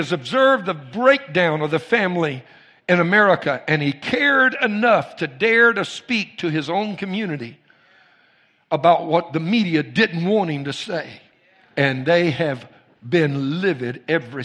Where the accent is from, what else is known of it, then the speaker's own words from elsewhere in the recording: Cajun, Louisiana, United States; I'm Cajun